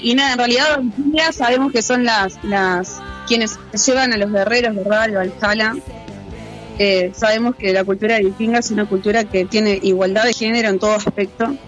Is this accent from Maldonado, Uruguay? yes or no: no; Montevideo, Uruguay; Somos de Montevideo